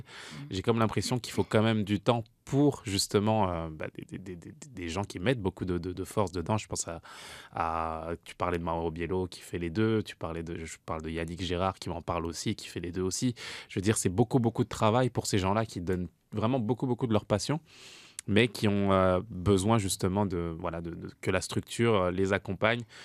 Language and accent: French; France; moved away; en tant que Français.